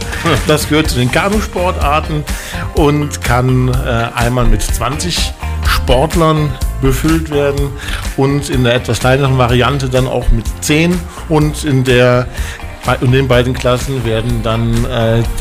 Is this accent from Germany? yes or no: yes; Koblenz, Rhineland-Palatinate, Germany; irgendwann hat mein Verein, ich komme aus Koblenz am Rhein, aus